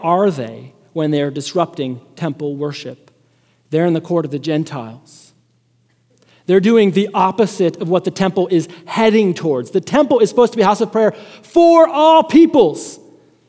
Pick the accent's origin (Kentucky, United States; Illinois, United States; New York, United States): Illinois, United States; Chicago; moved away; also born or lived in Lubbock, Texas; I'm from Chicago